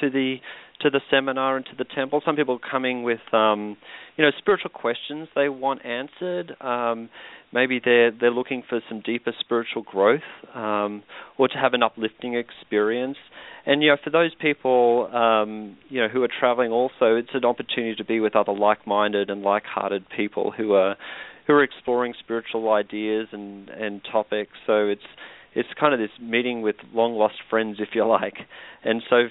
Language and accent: English; Australia; now in Chanhassen, United States; I'm from Australia. I live here now